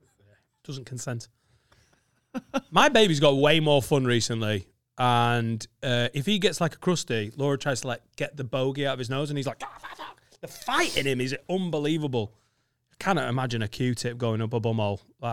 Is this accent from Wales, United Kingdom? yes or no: no; Liverpool, North West England, United Kingdom; Since I'm from Liverpool, stayed over in a nice B&B on top of one of them cunting hills.